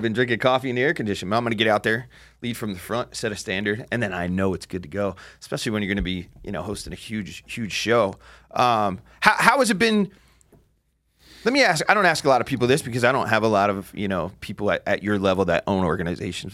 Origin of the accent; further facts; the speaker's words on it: New Jersey, United States; I grew up in Jersey